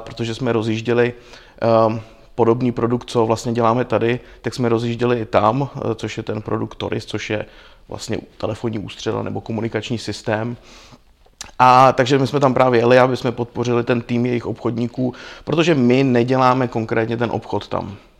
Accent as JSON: {"language": "Czech", "country": "Czechia", "said": "u nás v Čechách"}